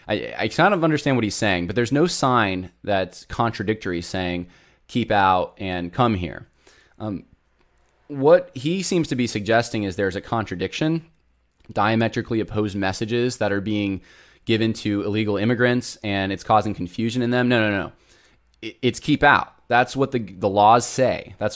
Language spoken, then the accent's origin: English; Southern California, United States; moved away; So I'm originally from Southern California, lots of family there.